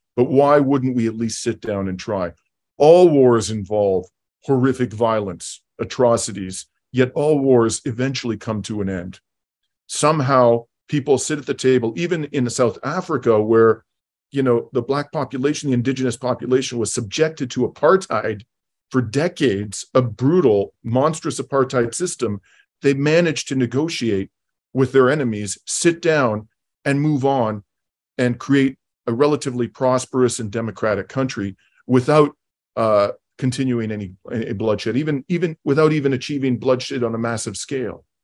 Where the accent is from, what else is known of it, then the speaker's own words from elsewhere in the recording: London, Ontario, Canada; my hometown of London, Ontario